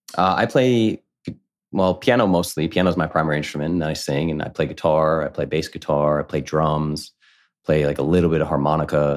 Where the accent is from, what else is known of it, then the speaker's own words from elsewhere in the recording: Coventry, Rhode Island, United States; I grew up in New England, small town called Coventry, Rhode Island.